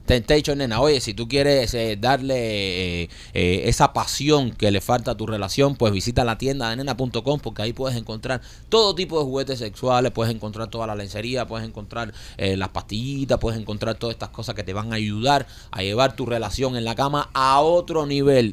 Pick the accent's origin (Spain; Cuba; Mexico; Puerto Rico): Cuba; now in Miami, United States; como cubanos